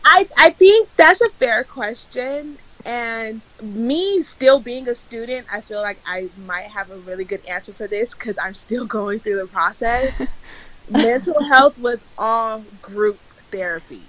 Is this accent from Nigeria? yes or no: yes; Nigeria; I'm Nigerian